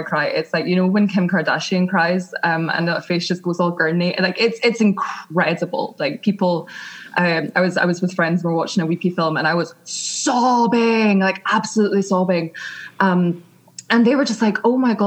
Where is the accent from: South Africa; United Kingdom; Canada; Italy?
United Kingdom; Scotland; accent: Scottish; moved away as an adult; now in London, United Kingdom; I grew up in Scotland